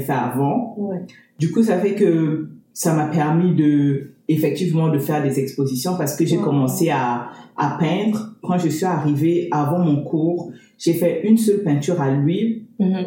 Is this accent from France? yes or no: no; Republic of the Congo; moved away as an adult; now in New Brunswick, Canada; je suis originaire de la République du Congo